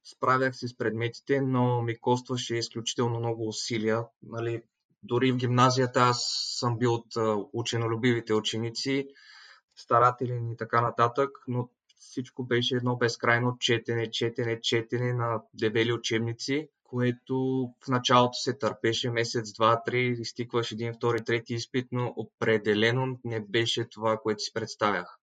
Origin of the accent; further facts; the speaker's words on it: Veliko Tarnovo, Veliko Tarnovo Province, Bulgaria; moved away as an adult; now in Netherlands; от Велико Търново съм, на 21 години. В момента студент в Холандия